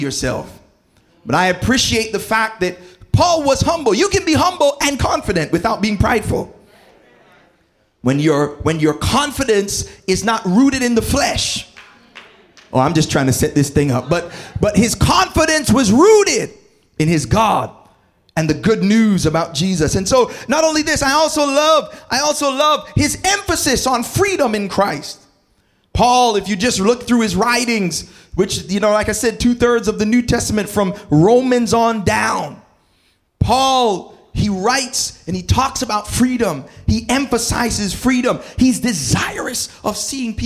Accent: Toronto, Ontario, Canada; moved away as an adult; also born or lived in New Jersey / Berrien Springs; growing up in Scarborough and Malvern

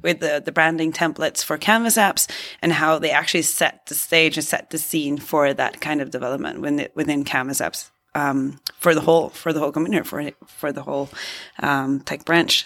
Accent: Norway

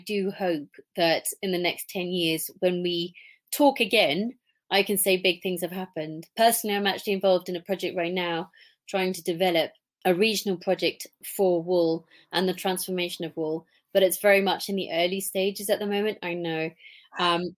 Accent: England, United Kingdom; now in Switzerland; because I'm English, obviously, I love going back to England

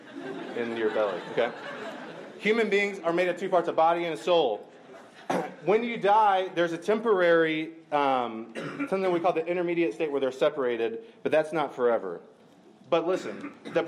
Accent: Macon, Georgia, United States; I grew up near Macon, Georgia

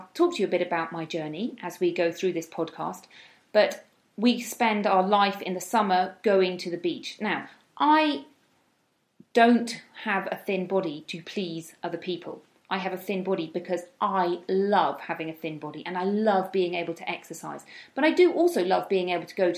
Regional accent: United Kingdom; moved away as an adult; now in Spain; I am from the UK, as you may be able to tell by my accent

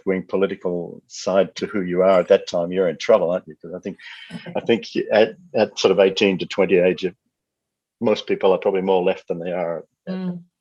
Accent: Australia; I'm Australian

